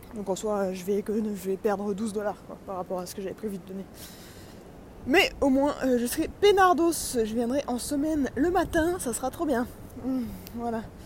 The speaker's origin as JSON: {"language": "French", "country": "France", "said": "je suis de France"}